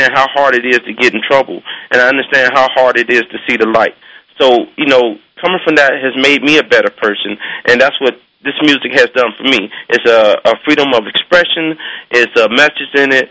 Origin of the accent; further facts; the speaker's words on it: Cincinnati, Ohio, United States; I grew up in Cincinnati, Ohio, South Fairmount, Cincinnati, Ohio